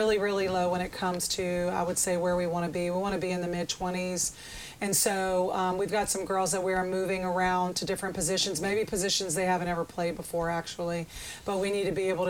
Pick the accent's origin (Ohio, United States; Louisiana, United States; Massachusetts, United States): Louisiana, United States; Baton Rouge; moved away as an adult; also born or lived in Memphis, Tennessee; now in Hattiesburg, United States; I'm originally from Baton Rouge, Louisiana